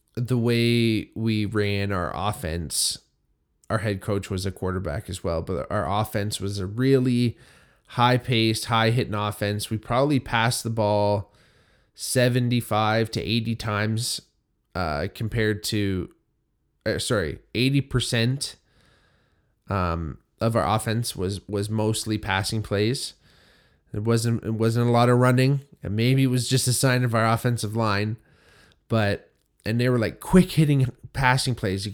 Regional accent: Hamilton, Ontario, Canada; myself growing up in Hamilton

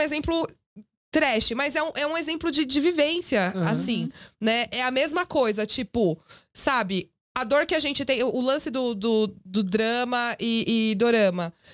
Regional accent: Brazil; nós que somos brasileiros

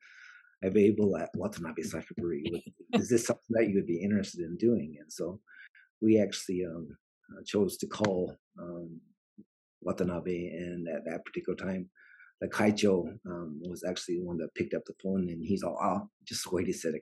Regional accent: Provo, Utah, United States; moved away as an adult; also born or lived in Texas; now in Hida Takayama, Japan; I grew up in America, in the state of Utah, in a small town called Provo.

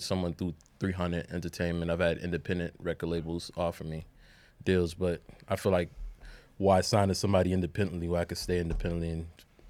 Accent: the South, United States; I'm from the South

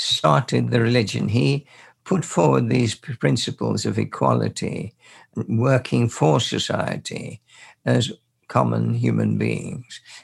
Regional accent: Birmingham, West Midlands, United Kingdom; we were in Birmingham, and we grew up there as total strangers.

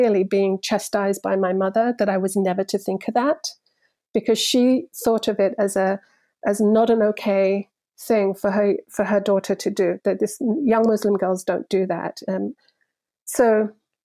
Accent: London, United Kingdom; also born or lived in Cyprus; I grew up in London in an immigrant community.

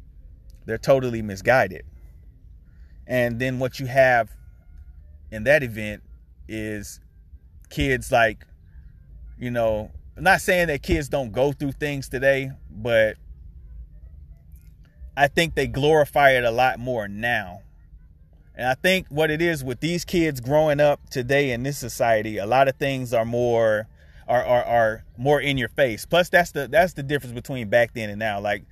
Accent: Rock Hill, South Carolina, United States; I grew up on South Wilson Street in Rock Hill, near Hagen Street, 500 block, Midtown, Sunset Park.

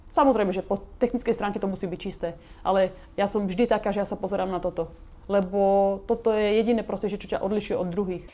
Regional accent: Slovakia; moved away as an adult; now in Los Angeles, United States; som odišla zo Slovenska, opustila som svoju rodinu, vzdala som sa svojich kamarátov a odišla som úplne do neznáma

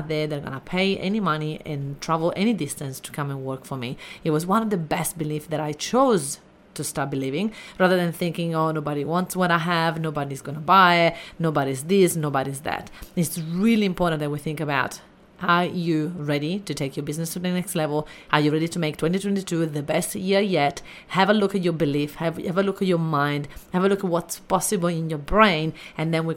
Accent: Italy; I grew up in Italy and I had really a little tough upbringing

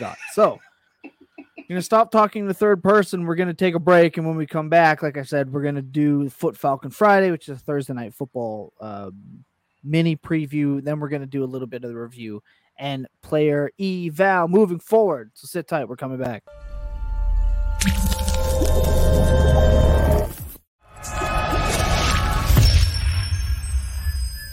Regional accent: Canada; I'm still Canadian

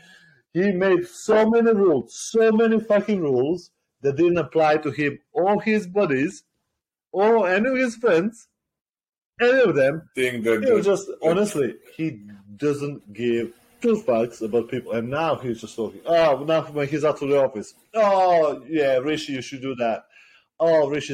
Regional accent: Serbia; moved away as an adult; now in United Kingdom; I class myself more as Serbian because I grew up in Serbia for like 20 odd years. And I live here like just over 10 years or so

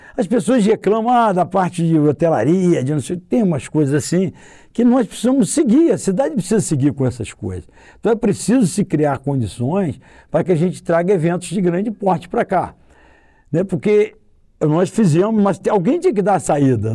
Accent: Vassouras, Rio de Janeiro, Brazil; Eu nasci, eu conheço cada pessoa, olho nos olhos de cada pessoa, conheço cada família. Eu convivi com esse, com esse povo todo nosso aqui

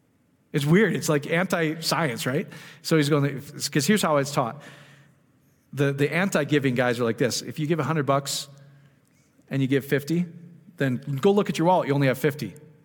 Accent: Iowa, United States; So I'm slow from Iowa, but I finally get it.

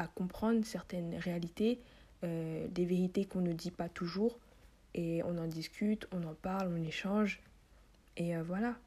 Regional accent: Paris, Île-de-France, France; moved away as an adult; now in Côte d'Ivoire; je suis née en France, à Paris, euh, Paris 14e, pour ceux qui veulent savoir plus précisément, Paris 14. Et euh, voilà, j'ai grandi là-bas

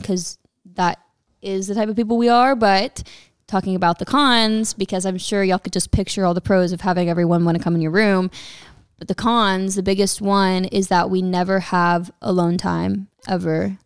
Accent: Texas, United States; moved away; I am from Texas

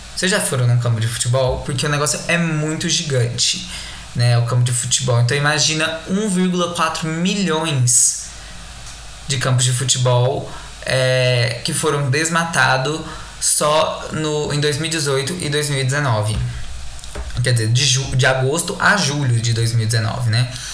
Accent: Brazil; nosso país

